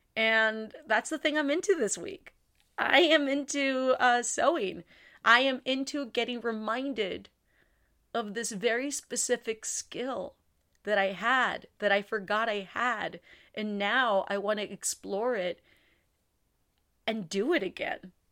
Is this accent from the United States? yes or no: yes; San Juan, Texas, United States; my hometown, San Juan